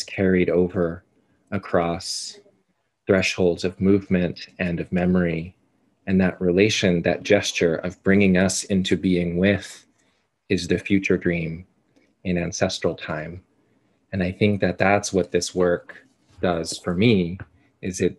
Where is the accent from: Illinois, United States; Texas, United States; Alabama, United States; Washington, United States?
Texas, United States; Corpus Christi; now in Brooklyn, United States; But I'm originally from South Texas. I grew up in Corpus Christi, which is in South Texas